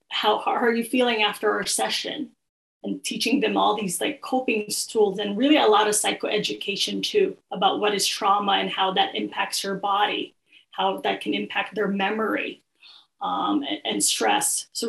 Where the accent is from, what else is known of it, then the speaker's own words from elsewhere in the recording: Philippines; I usually start with, oh, I'm Filipino.